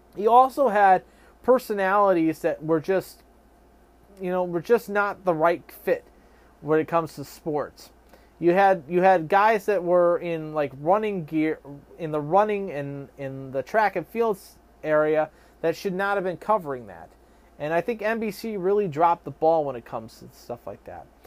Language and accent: English; United States; We, as American citizens